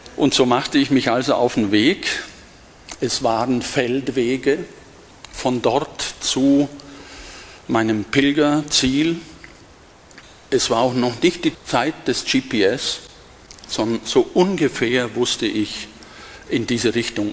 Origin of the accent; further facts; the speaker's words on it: Diocese of Augsburg, Bavaria, Germany; moved away as an adult; now in Berlin, Germany; ich stamme aus dem Bistum Augsburg und bin hier aufgewachsen